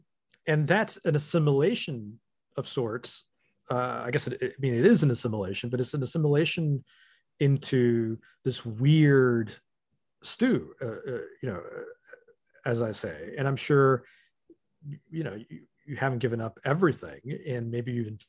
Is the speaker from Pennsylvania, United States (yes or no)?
no; Miami, Florida, United States; I guess I'm an immigrant from Miami to where I am now.